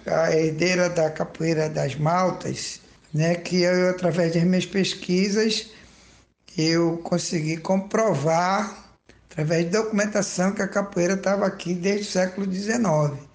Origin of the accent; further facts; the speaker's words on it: Manaus, Amazonas, Brazil; a minha adolescência, por causa da Zona Franca, que tinha isenção fiscal, então daquele garoto subdesenvolvido que comia peixe, comidas só regionais